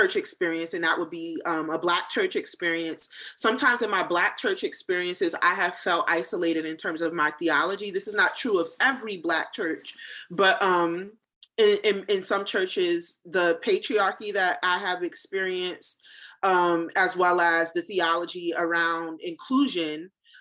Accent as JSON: {"language": "English", "region": "New Jersey", "country": "United States", "moved": "yes", "lives_now": "North Carolina, United States", "said": "I'm from New Jersey, mm-hmm. You know, Jersey girl through and through"}